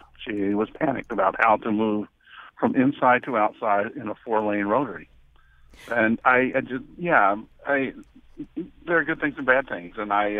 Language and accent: English; the South, United States; I grew up in the South and they were called traffic circles.